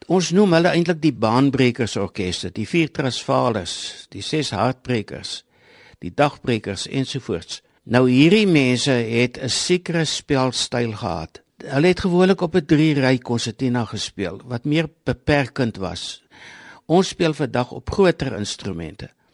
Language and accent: Afrikaans; South Africa; ek kom van Vrashoek af